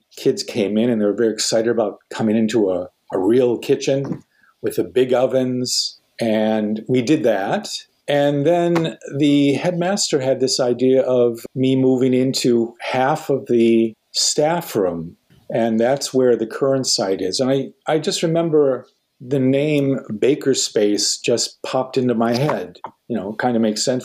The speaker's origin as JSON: {"language": "English", "region": "Minnesota", "country": "United States", "tie": "born or raised there", "said": "I grew up in Minnesota"}